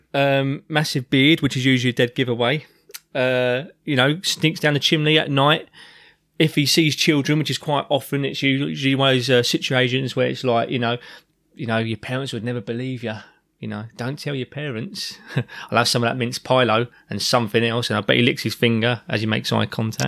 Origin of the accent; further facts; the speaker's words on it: London, United Kingdom; as a child growing up in South London